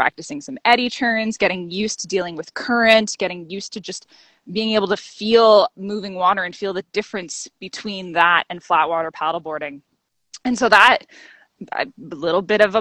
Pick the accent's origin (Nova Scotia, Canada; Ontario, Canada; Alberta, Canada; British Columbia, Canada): Ontario, Canada; the Kawarthas; moved away as an adult; also born or lived in Toronto, Ontario; now in Guelph, Canada; From Ontario. So I grew up in the Kawarthas, about 2 hours north of Toronto.